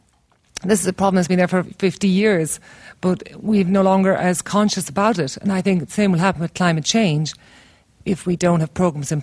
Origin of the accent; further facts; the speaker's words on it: Cork, Munster, Ireland; also born or lived in Middle East; from Cork.